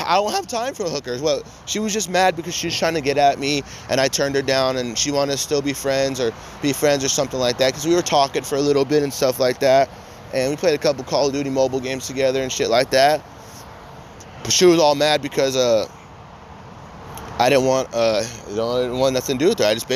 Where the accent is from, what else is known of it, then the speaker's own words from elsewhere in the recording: United States; as an American citizen